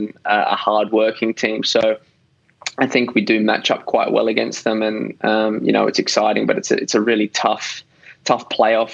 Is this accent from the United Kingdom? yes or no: no; Adelaide, South Australia, Australia; moved away as an adult; also born or lived in Melbourne; I grew up in Adelaide